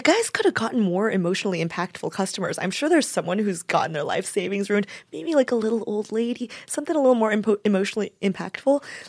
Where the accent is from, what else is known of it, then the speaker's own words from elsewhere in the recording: Las Vegas, Nevada, United States; I'm from Vegas